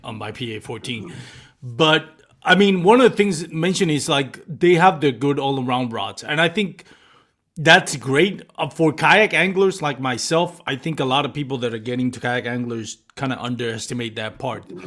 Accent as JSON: {"language": "English", "country": "Puerto Rico", "tie": "born or raised there", "said": "I grew up in Puerto Rico"}